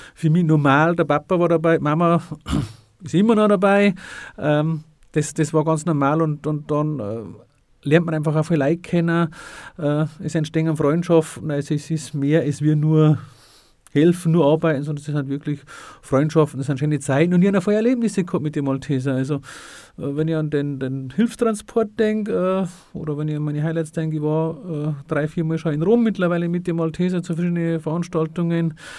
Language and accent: German; Freyung, Bavaria, Germany; in der Kreisgliederung Freiung, wo ich ursprünglich eigentlich herkäme